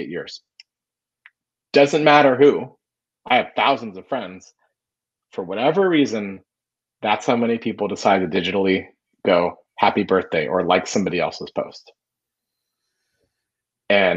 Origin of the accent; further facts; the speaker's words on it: Florida, United States; moved away; I grew up in Florida. I played barefoot soccer at 4 o'clock on my birthday